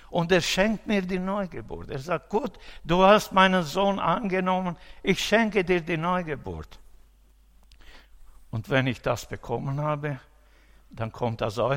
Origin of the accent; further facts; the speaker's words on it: Romania; äh, in meiner Heimat in Rumänien.